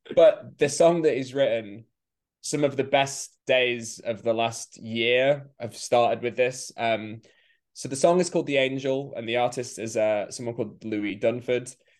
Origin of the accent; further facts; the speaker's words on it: England, United Kingdom; as an English person